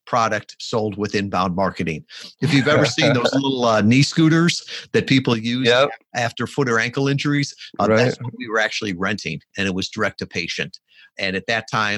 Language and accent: English; Midwest, United States; now in Kalamazoo, United States; I grew up in the Midwest